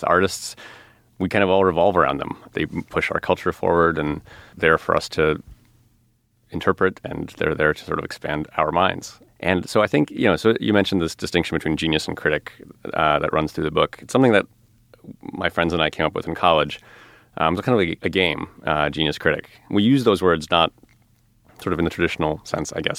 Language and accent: English; outside of Chicago, Illinois, United States; I grew up outside of Chicago